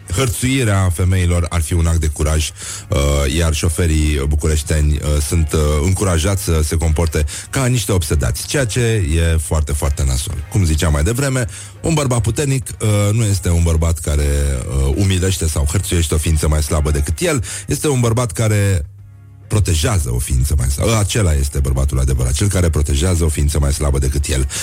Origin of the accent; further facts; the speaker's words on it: Brăila, Brăila County, Romania; eu sunt din Brăila